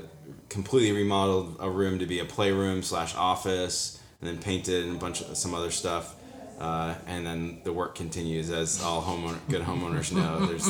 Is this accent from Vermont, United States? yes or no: yes; Vermont, United States; moved away as an adult; also born or lived in Williamsport, Pennsylvania / Massachusetts; now in Pittsburgh, United States; I was born and raised in Vermont.